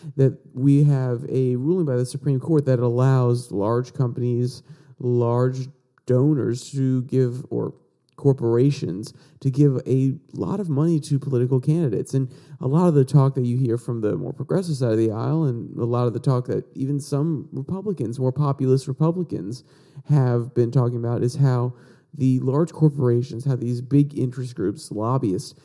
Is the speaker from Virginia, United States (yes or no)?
yes; Virginia, United States; my home state of Virginia